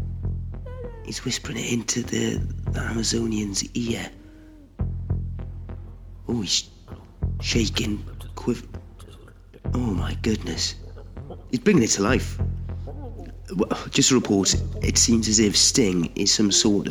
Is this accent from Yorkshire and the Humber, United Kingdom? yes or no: no; Newcastle upon Tyne, North East England, United Kingdom; moved away; speaking to you from my hometown of Newcastle upon Tyne, the northeast of England